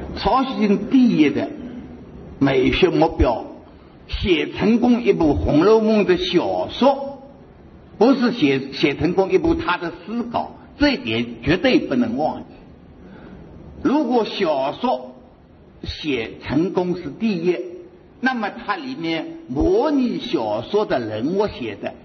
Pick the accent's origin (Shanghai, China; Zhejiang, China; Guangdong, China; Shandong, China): Zhejiang, China; Hangzhou; 我们杭州人，所以杭州，我是住在杭州最熟悉了